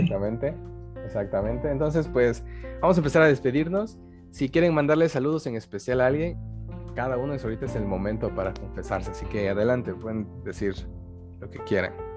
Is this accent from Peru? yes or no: no; Mexico; somos de tercer mundo, o sea, somos mexicanos